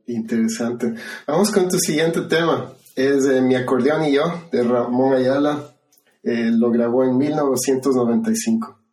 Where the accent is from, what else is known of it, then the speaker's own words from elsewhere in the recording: Ecuador; now in California, United States; yo crecí en Ecuador